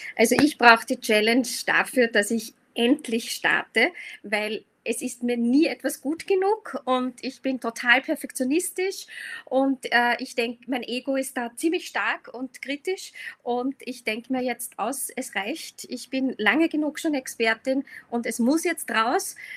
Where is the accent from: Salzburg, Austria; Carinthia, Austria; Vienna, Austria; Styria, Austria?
Vienna, Austria; ich komme aus Wien